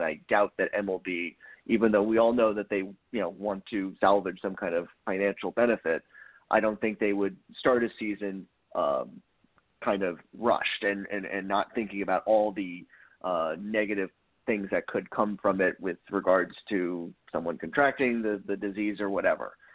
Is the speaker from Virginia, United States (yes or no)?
yes; Northern Virginia, United States; grew up in Northern Virginia